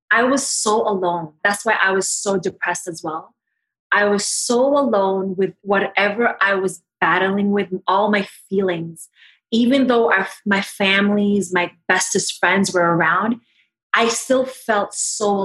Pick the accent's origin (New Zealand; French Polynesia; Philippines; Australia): Philippines; Ate, because I'm Filipino, is in my culture, it means big sister.